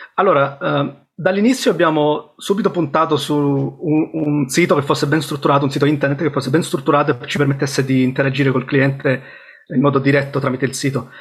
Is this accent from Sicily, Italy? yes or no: yes; Sicily, Italy; moved away as an adult; also born or lived in Rome / Bristol; now in United Kingdom; sono cresciuto in Sicilia e poi a 18 anni sono um, andato a Roma